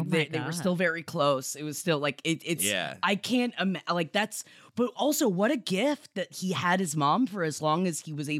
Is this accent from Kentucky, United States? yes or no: no; New York, United States; moved away as an adult; we were raised in New York, went back to New York as adults, and lived in New York for so much